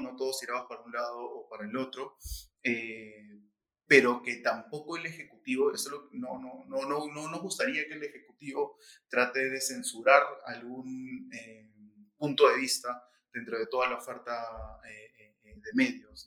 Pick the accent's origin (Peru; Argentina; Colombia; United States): Peru; estamos viendo todos juntos como, como, peruanos